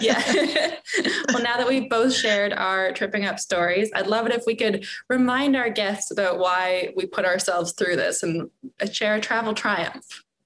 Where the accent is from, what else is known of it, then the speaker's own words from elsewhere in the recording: Toronto, Ontario, Canada; I grew up in Toronto